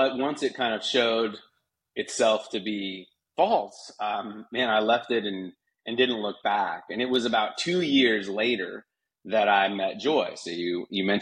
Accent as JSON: {"language": "English", "region": "Utah", "country": "United States", "tie": "born or raised there", "moved": "yes", "lives_now": "Ojai, United States", "said": "I grew up in Utah as a sixth generation Mormon"}